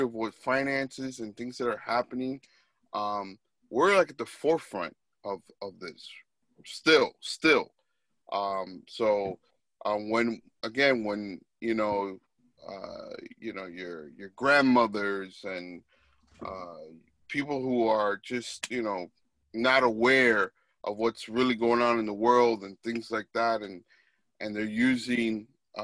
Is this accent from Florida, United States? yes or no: yes; Miami, Florida, United States; I'm from Miami, South Florida